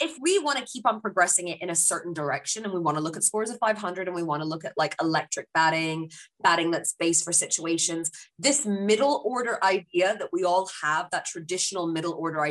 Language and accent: English; United Kingdom; now in New Zealand; as a British Pakistani